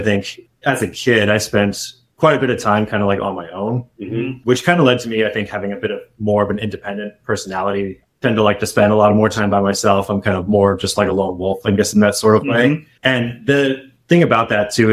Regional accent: San Diego, California, United States; now in Bay Area, United States; I originally grew up and born and raised in San Diego.

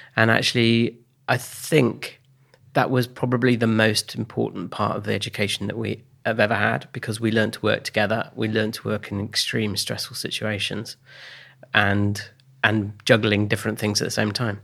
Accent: Oxfordshire, South East England, United Kingdom; Born in 1969, um, and then I grew up in Oxfordshire.

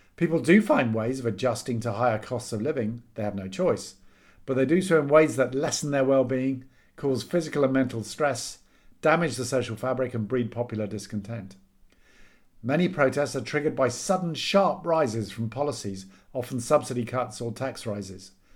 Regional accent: United Kingdom; back to being British and depressed

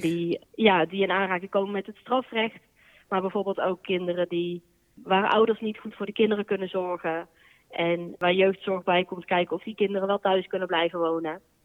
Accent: Boxtel, North Brabant, Netherlands; moved away as an adult; also born or lived in Amsterdam; now in 's-Hertogenbosch, Netherlands; Ik kom uit Bokstel en daar heb ik vroeger bij, lang bij de harmonie gezeten

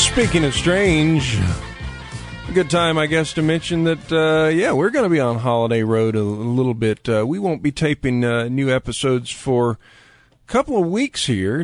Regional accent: Lakeland, Florida, United States; Lakeland, Florida, my hometown

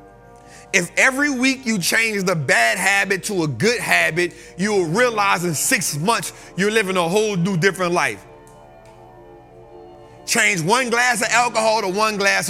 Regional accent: New Orleans, Louisiana, United States; moved away; I'm from New Orleans

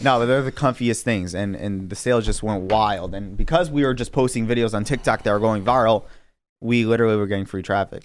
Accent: New York City, New York, United States; now in Long Island, United States; I grew up in Queens

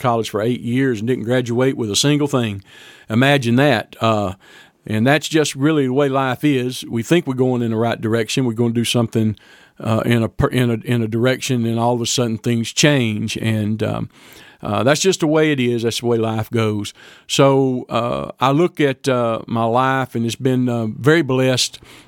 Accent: Deweyville, Texas, United States; also born or lived in Fort Worth, Texas; I was born in Fort Worth, Texas, and was adopted from Fort Worth by my parents. Grew up living in a little bitty town called Deweyville, Texas, down on the Sabine River, just north of the Gulf Coast a little bit.

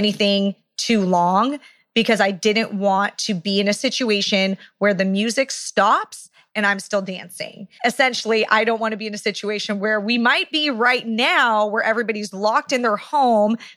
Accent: Orange County, California, United States; where we are right now in my hometown, Orange County, California

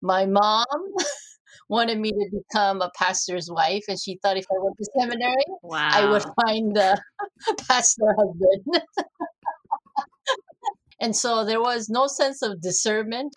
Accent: South Korea; moved away; this was in Korea, and I grew up in the Orthodox Presbyterian Church.

